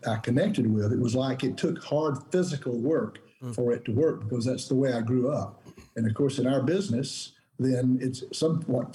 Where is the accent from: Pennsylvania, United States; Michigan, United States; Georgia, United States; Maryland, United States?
Georgia, United States; Hiram; I grew up in a little country town called Hiram, Georgia